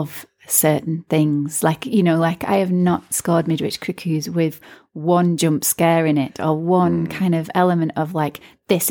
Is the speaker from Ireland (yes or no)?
yes; Ireland; growing up in Ireland